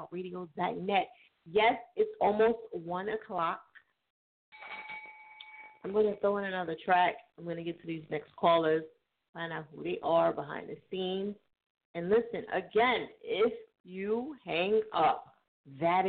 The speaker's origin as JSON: {"language": "English", "region": "New Jersey", "country": "United States", "tie": "born or raised there", "moved": "yes", "lives_now": "Philadelphia, United States", "said": "from Jersey, my home state"}